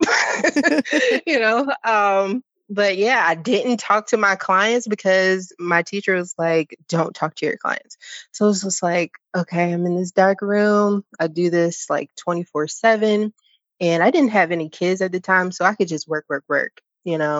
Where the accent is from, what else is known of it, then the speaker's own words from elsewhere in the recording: Philadelphia, Pennsylvania, United States; also born or lived in Texas / Virginia; now in North Carolina, United States; I'm from Philadelphia.